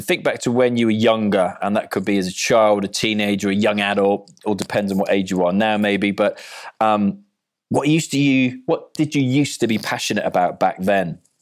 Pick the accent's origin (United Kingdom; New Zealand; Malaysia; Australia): United Kingdom; Cardiff, Wales; I'm from Cardiff